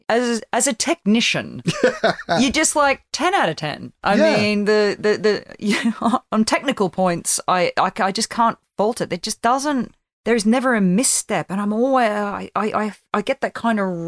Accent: Australia; as an Australian

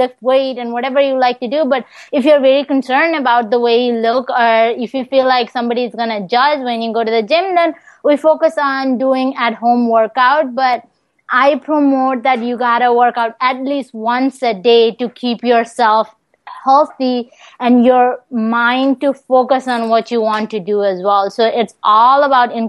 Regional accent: Nepal; also born or lived in Des Moines; now in Virginia, United States; back where I'm from Nepal

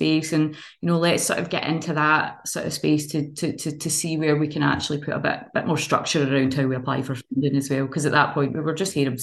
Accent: Kilmarnock, Scotland, United Kingdom; I came from Kilmarnock as well

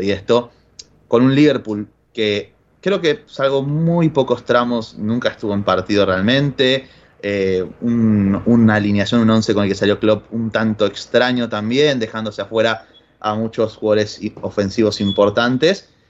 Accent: Argentina; soy más ruso que, que cualquier otro argentino a día de hoy

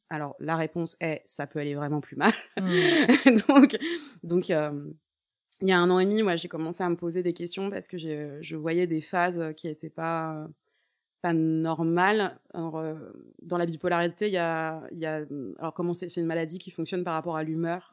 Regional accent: Paris, Île-de-France, France; moved away as an adult; also born or lived in Toulouse; je suis une vraie parisienne

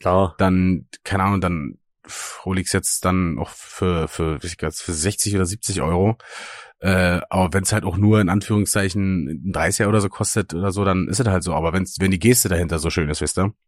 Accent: Eggersdorf, Brandenburg, Germany; meinem Heimatdorf

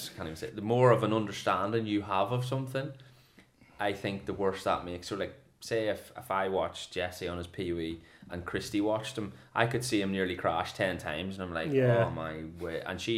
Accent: Northern Ireland, United Kingdom; accent: Yorkshire; now in England; You probably don't recognise this, but I am originally from Northern Ireland, even though I've got a Yorkshire accent now.

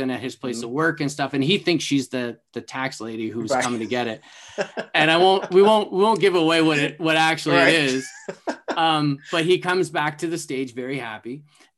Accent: Canada; me growing up in Canada with Much Music

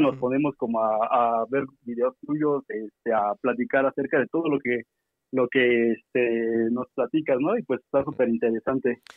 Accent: Oaxaca, Mexico; now in Mexico City, Mexico; soy de Oaxaca

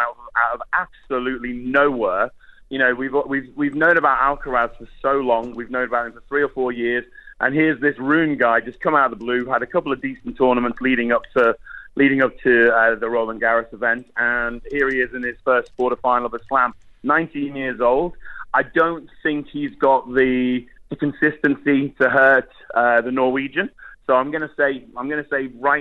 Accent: United Kingdom; I'm a Brit.

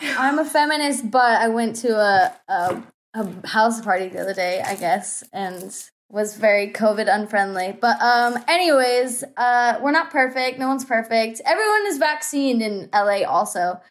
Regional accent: Bible Belt, Southeast United States, United States; I'm from, like, the s, the southeast of United States. Like, I'm from the Bible Belt.

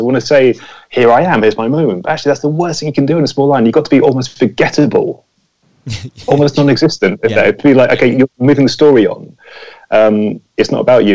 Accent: near Pinewood Studios, South East England, United Kingdom; I grew up near Pinewood Studios

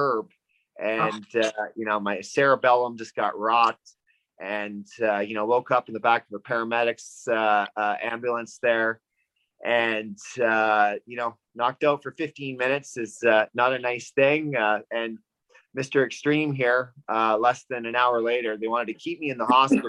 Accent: Vancouver, British Columbia, Canada; I'm from Vancouver, BC, Canada.

